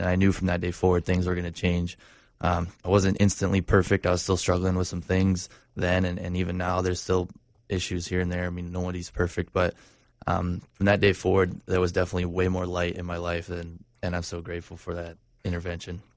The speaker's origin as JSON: {"language": "English", "town": "Stevens Point", "region": "Wisconsin", "country": "United States", "tie": "born or raised there", "also_born_or_lived": "Orlando", "moved": "yes", "said": "this is up in Wisconsin where I grew up"}